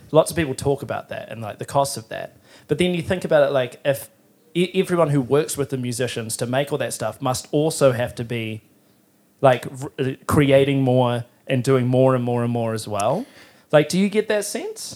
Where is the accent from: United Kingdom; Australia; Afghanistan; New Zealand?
New Zealand; Timaru, Canterbury; now in Auckland, New Zealand; I'm from Timaru